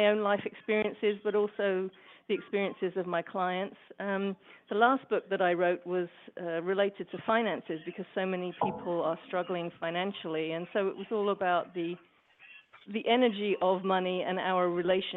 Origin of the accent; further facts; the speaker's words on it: England, United Kingdom; now in Portland, United States; I live in Portland, Oregon now, but I'm originally from England.